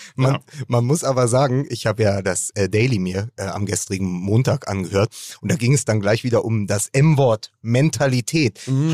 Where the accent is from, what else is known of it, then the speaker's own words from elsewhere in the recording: Berlin, Germany; als Berliner